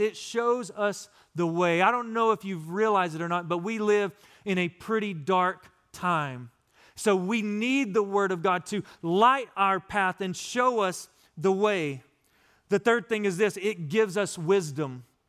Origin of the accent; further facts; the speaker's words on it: West Texas, United States; also born or lived in Florida; now in East Texas, United States; growing up in West Texas in the desert, we didn't get this kind of rain